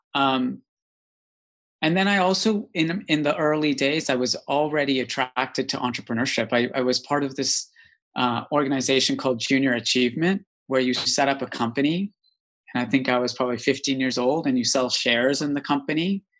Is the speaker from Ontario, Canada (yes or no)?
no; Calgary, Alberta, Canada; moved away as an adult; also born or lived in East Africa; now in United Kingdom; the Rocky Mountains in Calgary, Alberta, Canada. And I grew up in quite an idyllic, wonderful place.